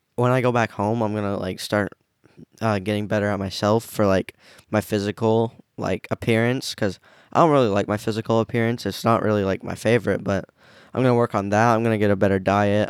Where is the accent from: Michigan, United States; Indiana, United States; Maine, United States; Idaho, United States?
Maine, United States; also born or lived in Rockland, Maine / Harpswell, Maine / Brunswick, Maine / Lisbon, Maine; born in Maine. I've never lived anywhere other than the state of Maine, but, like, obviously I've switched towns